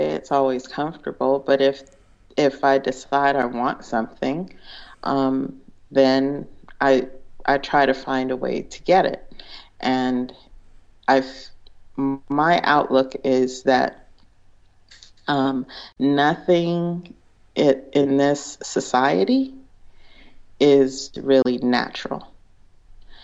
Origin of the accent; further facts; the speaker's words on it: California, United States; also born or lived in Big Island, Hawaii; I was from California